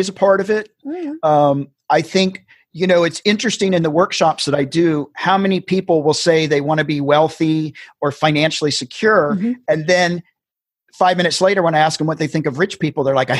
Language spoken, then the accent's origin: English; the South, United States; I grew up in the South